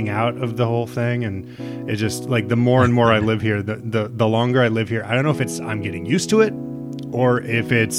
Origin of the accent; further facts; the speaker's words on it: Nebraska, United States; moved away; I'm from Nebraska